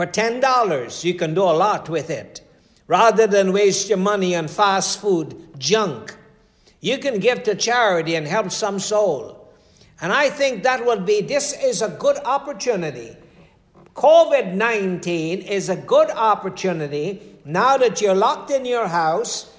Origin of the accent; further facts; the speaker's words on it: Guyana; I'm from Guyana.